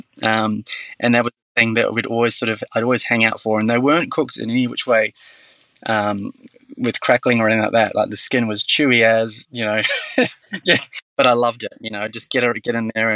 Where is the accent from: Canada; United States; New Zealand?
New Zealand; now in Australia; I grew up in New Zealand